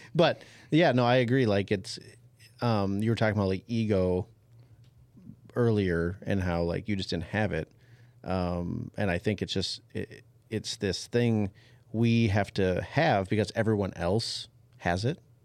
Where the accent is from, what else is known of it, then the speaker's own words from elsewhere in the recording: Champlin, Minnesota, United States; I grew up in Champlin